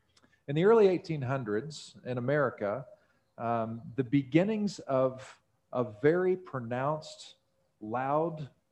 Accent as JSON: {"language": "English", "region": "Missouri", "country": "United States", "tie": "born there", "said": "I was technically born in Missouri. So, you know, I resonate with that deeply."}